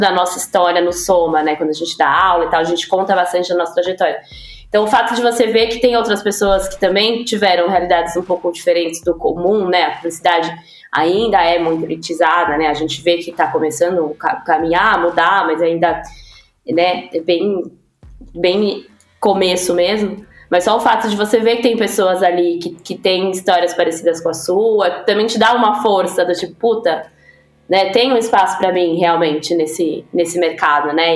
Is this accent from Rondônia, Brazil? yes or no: no; São Paulo, Brazil; sou da Zona Leste de São Paulo